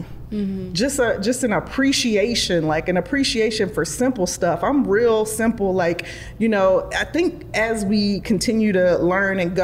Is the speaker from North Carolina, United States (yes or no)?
yes; Charlotte, North Carolina, United States; also born or lived in Durham, North Carolina; I was raised in Charlotte. I was born actually in Durham